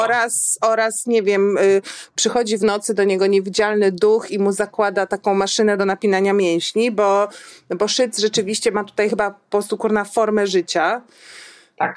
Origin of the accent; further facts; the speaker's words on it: Warsaw, Masovian Voivodeship, Poland; also born or lived in Kraków; jako warszawianka y, y, urodzona